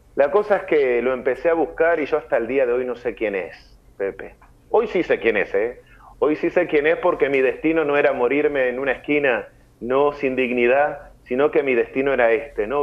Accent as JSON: {"language": "Spanish", "region": "Montevideo", "country": "Uruguay", "tie": "born or raised there", "moved": "as an adult", "lives_now": "San Luis, Argentina", "said": "soy de Montevideo, Uruguay, toda mi familia vive allá en Uruguay. Eh, bueno, allá me crié"}